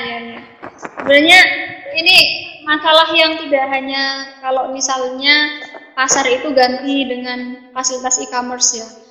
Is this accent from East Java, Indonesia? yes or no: yes; Pringkuku, Pacitan, East Java, Indonesia; daerah saya, Pringkuku